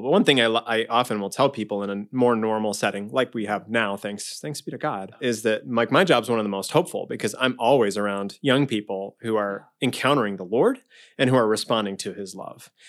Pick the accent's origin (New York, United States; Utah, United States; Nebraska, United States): Nebraska, United States; Omaha; I grew up in Omaha, uh, in Saint Margaret Mary Parish